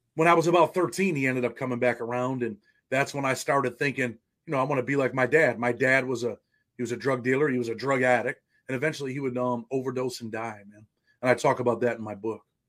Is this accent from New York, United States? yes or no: yes; Rochester, New York, United States; I was born in Rochester, New York